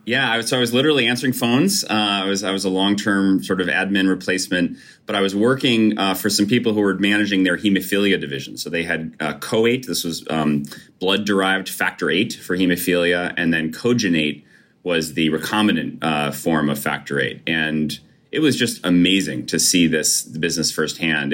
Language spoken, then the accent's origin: English; Brookfield, Connecticut, United States; I grew up in Brookfield, Connecticut